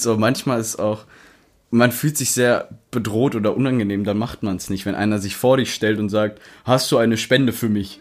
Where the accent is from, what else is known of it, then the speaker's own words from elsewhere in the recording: Rheda-Wiedenbrück, North Rhine-Westphalia, Germany; ich bin 24 Jahre alt, gebürtig aus Reda Wiedenbrück